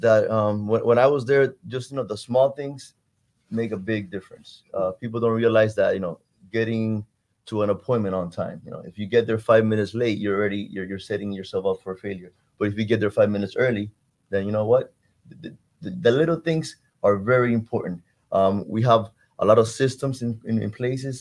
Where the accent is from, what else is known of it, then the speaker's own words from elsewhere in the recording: Cuba; now in Miami, United States; I'm from Cuba. I love my my roots, my heritage, but this country gave me something that unfortunately my birth country couldn't